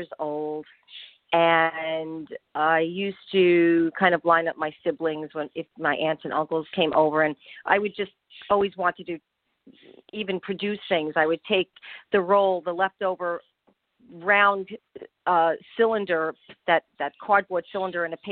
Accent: Long Island, New York, United States; also born or lived in Connecticut; I was born in Connecticut and raised in the suburbs of New York, Long Island, New York, to be exact

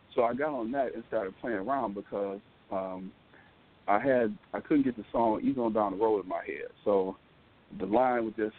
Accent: Detroit, Michigan, United States; I grew up in Detroit

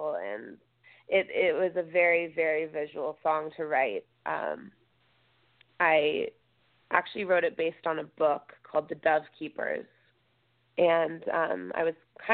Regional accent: outside of LA near Malibu, Southern California, United States; I grew up in Southern California, like outside of LA and near Malibu

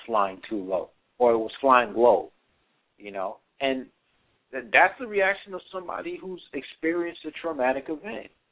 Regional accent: New York City, New York, United States; that was my hometown. I was born there

